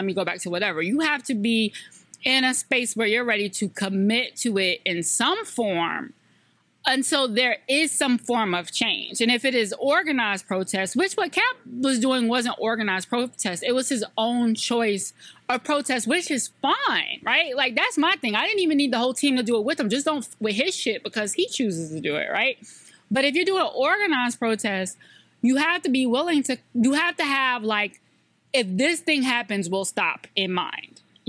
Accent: the South, United States; I love this show because I'm from the South.

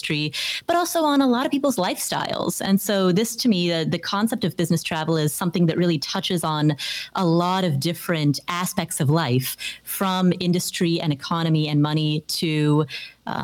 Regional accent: Ohio, United States; moved away; also born or lived in the desert; I grew up in Ohio, which has very cold winters

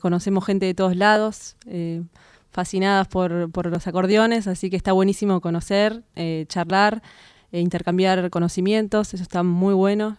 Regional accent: Mar del Plata, Buenos Aires Province, Argentina; moved away as an adult; yo soy de Mar del Plata, me fui a estudiar a La Plata el profesorado de piano

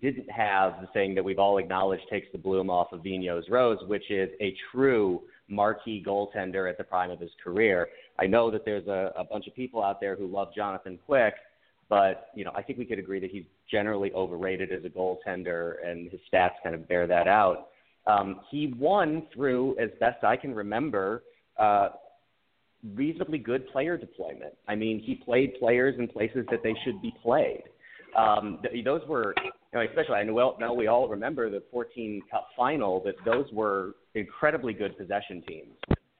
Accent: St. Louis, Missouri, United States; now in Chicago, United States; I grew up in St. Louis. I live in Chicago now.

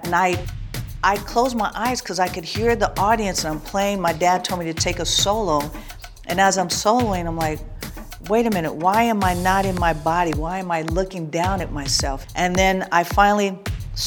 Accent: Oakland, California, United States; Born and raised in Oakland, California

